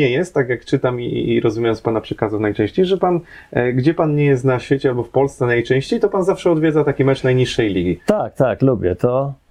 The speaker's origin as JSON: {"language": "Polish", "region": "Łódź Voivodeship", "country": "Poland", "said": "No, ja, ja pochodzę z województwa łódzkiego, no, też za, za, młodego też się jeździło po różnych miejscowościach"}